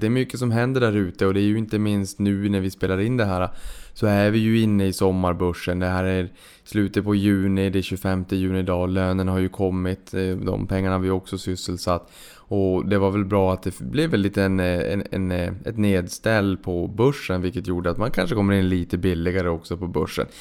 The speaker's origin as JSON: {"language": "Swedish", "town": "Boden", "region": "Norrbotten County", "country": "Sweden", "moved": "yes", "lives_now": "Stockholm, Sweden", "said": "uppe i Boden då där jag kommer ifrån"}